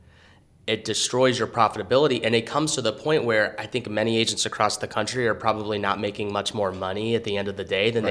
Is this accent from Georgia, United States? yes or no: yes; Atlanta, Georgia, United States; born or raised there